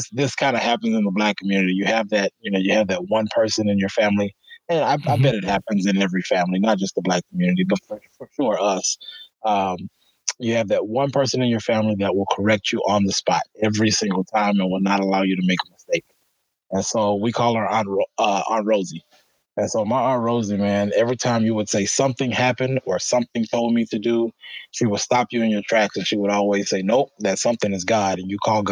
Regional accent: Alexandria, Louisiana, United States; moved away as an adult; now in Sioux Falls, United States; I grew up in Louisiana, and I really didn't have much opportunity in the community that I grew up

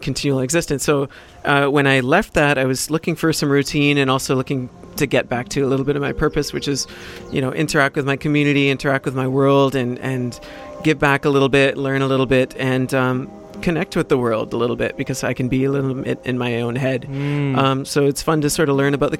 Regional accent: West Vancouver, British Columbia, Canada; I grew up in West Van. It's a very affluent community, obviously.

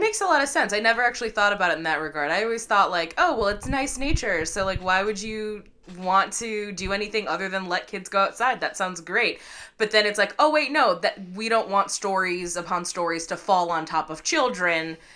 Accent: Midwest, United States; we're Midwestern kids

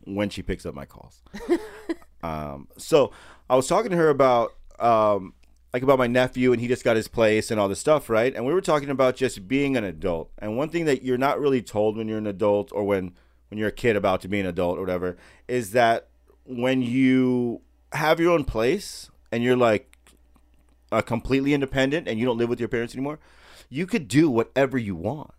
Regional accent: United States; being born here in America

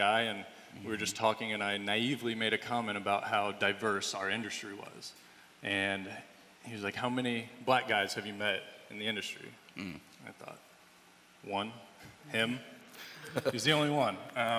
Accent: Indiana, United States; also born or lived in Savannah, Georgia / Los Angeles / New York; now in Chicago, United States; I'm Caucasian. I grew up in Indiana. Went to school in Savannah, Georgia, and then lived in L.A. and New York before moving to Chicago.

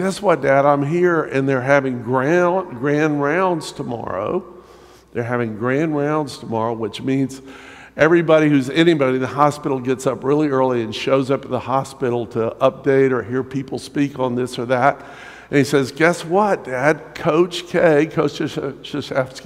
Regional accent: North Carolina, United States; moved away; I am from North Carolina. I was raised at Tar Heel

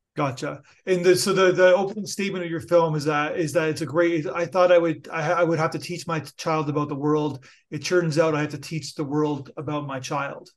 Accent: Canada; I'm a Canadian

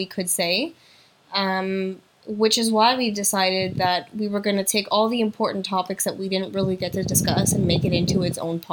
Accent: Montreal, Quebec, Canada; also born or lived in Ottawa; I am from Montreal, but I did my education degree in Ottawa

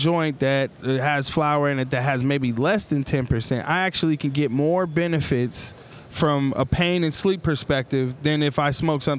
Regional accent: Denver, Colorado, United States; I'm from Denver, Colorado, you know, one of the weed capitals of the world.

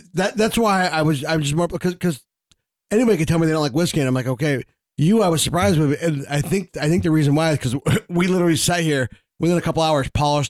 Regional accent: New England, United States; I grew up in New England.

